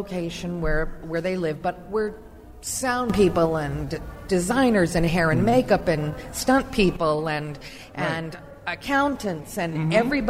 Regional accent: Anaheim, California, United States; I grew up in Orange County, went to Anaheim High, Brookers Junior High.

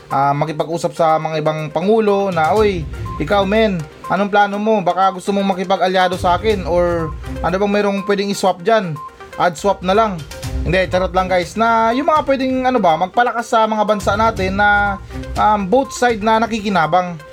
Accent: Philippines; Pero syempre naman na may karapatan naman akong sabihin yan kasi normal na Pilipino lang ako.

